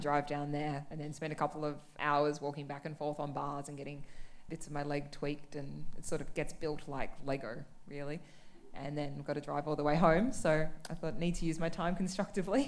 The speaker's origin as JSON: {"language": "English", "town": "Canberra", "region": "Australian Capital Territory", "country": "Australia", "tie": "born or raised there", "also_born_or_lived": "Melbourne", "moved": "as an adult", "said": "I grew up in Canberra"}